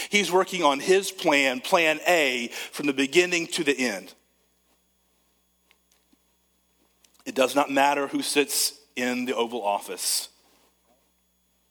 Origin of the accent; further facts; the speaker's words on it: United States; I'm an American